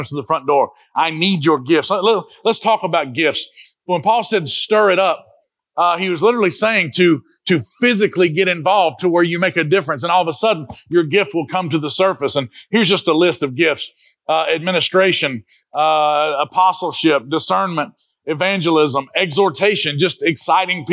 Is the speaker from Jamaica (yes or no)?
yes; Jamaica; We're Jamaican